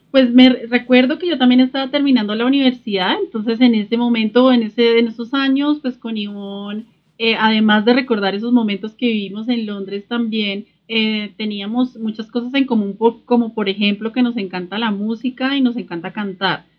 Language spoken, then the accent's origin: Spanish; Sogamoso, Boyacá, Colombia; moved away as an adult; also born or lived in London; soy sogamoseña, que crecí muy cerca a la naturaleza, en una familia emprendedora, soy colombiana